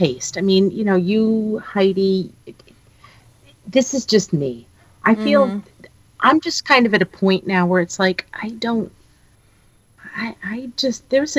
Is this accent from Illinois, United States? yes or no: no; New York, United States; moved away as an adult; also born or lived in Manhattan / Long Island / Hudson Valley; now in Georgia, United States; I'm originally from New York.